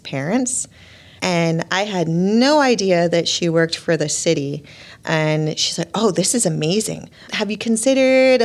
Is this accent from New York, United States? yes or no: no; Long Beach, California, United States; now in Burlington, United States; I'm from Long Beach, California